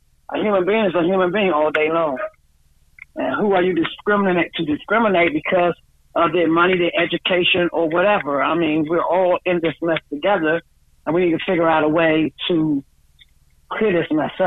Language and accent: English; Washington, District of Columbia, United States; I was born and raised in the District of Columbia